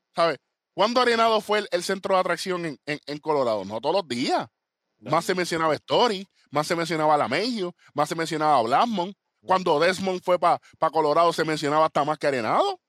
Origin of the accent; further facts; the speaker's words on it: Puerto Rico; nosotros somos boricuas